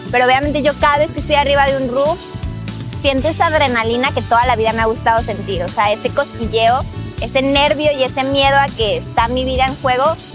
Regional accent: Mexico; moved away as an adult; now in United States; soy mexicana y el nombre de mi compañía es King Roof Renovation. Yo emigré a Estados Unidos hace cuatro años. En México estaba estudiando mi carrera universitaria.

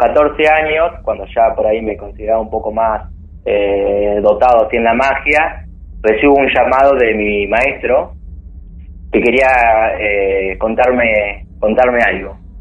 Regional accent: Bolívar, Buenos Aires Province, Argentina; yo en realidad soy de Bolívar, en ese momento yo estaba viviendo en Bolívar

